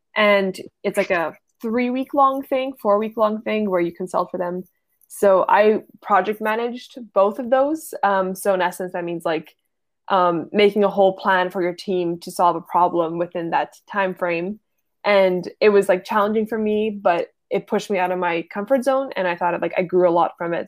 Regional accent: Ottawa, Ontario, Canada; I am from Ottawa

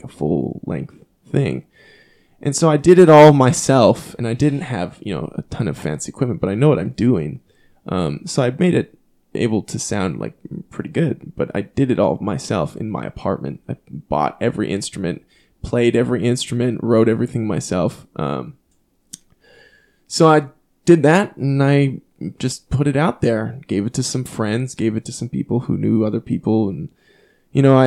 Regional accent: Canada; growing up in Canada

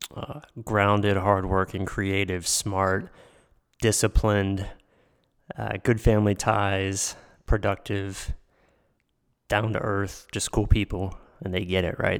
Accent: Pittsburgh, Pennsylvania, United States; growing up in Pittsburgh, just outside of Pittsburgh

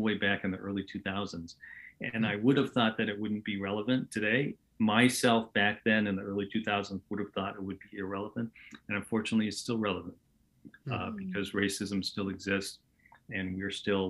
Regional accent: Portland, Oregon, United States; moved away as an adult; also born or lived in Los Angeles; my entire life growing up in Portland, Oregon

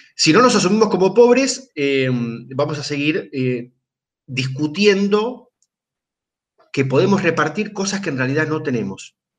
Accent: Argentina

